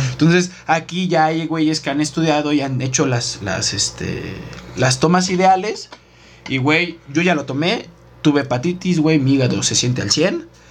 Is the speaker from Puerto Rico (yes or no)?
no; Mexico; como mexicanos